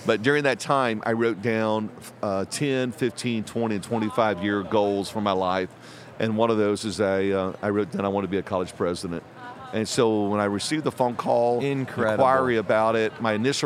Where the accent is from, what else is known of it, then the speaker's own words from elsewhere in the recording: Indiana, United States; moved away as an adult; also born or lived in East Tennessee / West Tennessee; now in Katy, United States; grew up in Indiana. My dad pastors a church still in Indiana.